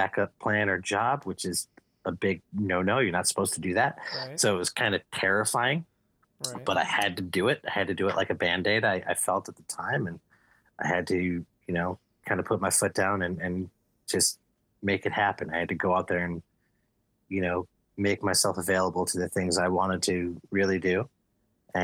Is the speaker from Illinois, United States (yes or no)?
yes; Evergreen Park, Illinois, United States; I grew up on the south side of Chicago, in a suburb just outside of Chicago called Evergreen Park